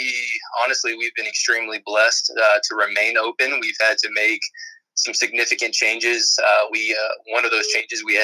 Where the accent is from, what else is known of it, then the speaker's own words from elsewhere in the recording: Houston County, Georgia, United States; I grew up in Houston County